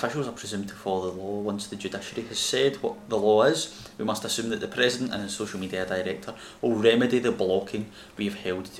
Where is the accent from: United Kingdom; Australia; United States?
United Kingdom; Scotland; Being Scottish